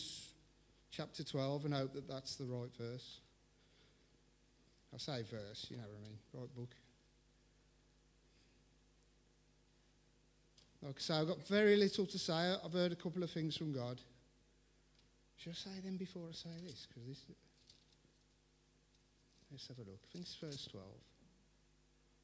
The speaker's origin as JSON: {"language": "English", "region": "England", "country": "United Kingdom", "said": "we're all English"}